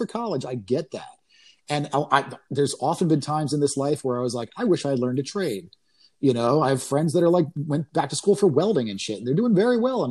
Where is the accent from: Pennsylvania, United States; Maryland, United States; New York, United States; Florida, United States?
New York, United States; moved away as an adult; now in Austin, United States; I grew up in New York. And by that, I mean New York State.